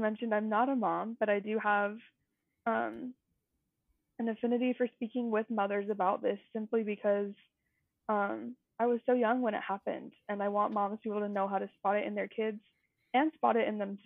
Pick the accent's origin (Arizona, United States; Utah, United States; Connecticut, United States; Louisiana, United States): Utah, United States; So I grew up here in Utah and I've lived here forever